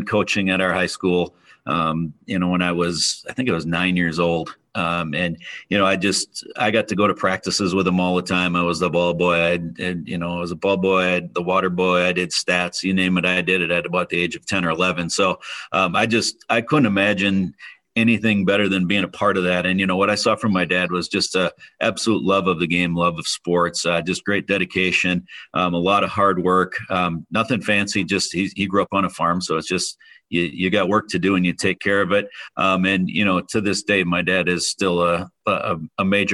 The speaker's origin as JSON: {"language": "English", "town": "Amherst", "region": "Wisconsin", "country": "United States", "tie": "born or raised there", "said": "So I grew up in a small town in central Wisconsin near Oshkosh. The town is called Amro, about 3,000 people there."}